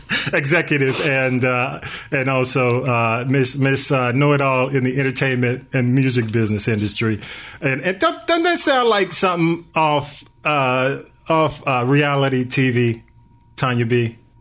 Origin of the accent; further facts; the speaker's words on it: Atlanta, Georgia, United States; I'm a native